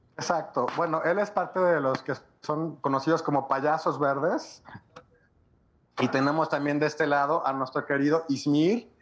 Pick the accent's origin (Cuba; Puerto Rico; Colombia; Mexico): Mexico; nosotros como productores o como promotores mexicanos